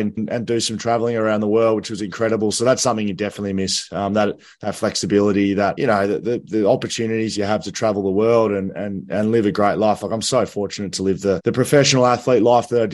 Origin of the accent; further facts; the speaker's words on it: Grovedale, Victoria, Australia; I used to go down to the Video Easy in Grovedale, which is where I grew up in Victoria